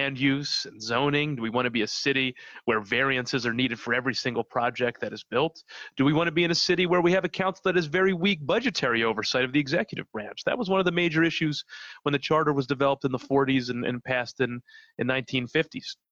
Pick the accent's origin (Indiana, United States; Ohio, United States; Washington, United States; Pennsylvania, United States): Pennsylvania, United States; Philadelphia; I organized in Kensington, which was where I was born, very close to where I grew up. I grew up in Fishtown.